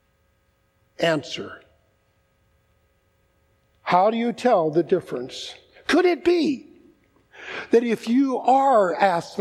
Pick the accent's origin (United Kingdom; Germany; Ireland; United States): United States; I'm an American